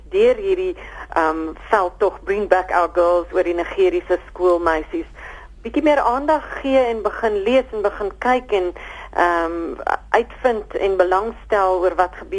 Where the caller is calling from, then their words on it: Bellville, Western Cape, South Africa; ek is … van Belwel.